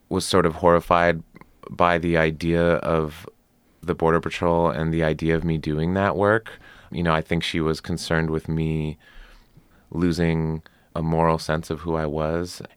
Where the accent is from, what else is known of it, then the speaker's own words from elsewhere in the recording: Arizona, United States; moved away as an adult; also born or lived in Washington, D.C.; I grew up in Arizona